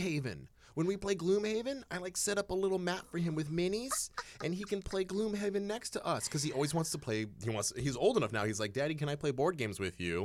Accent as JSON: {"language": "English", "town": "Eugene", "region": "Oregon", "country": "United States", "tie": "born or raised there", "moved": "yes", "said": "I grew up in Eugene, Oregon, which I like to call the last refuge of the great American hippie."}